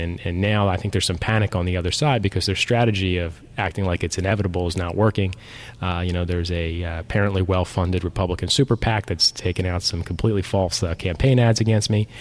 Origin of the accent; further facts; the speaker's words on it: Mays Landing, New Jersey, United States; also born or lived in Atlantic City; I was born in Atlantic City, uh, but I grew up in Mays Landing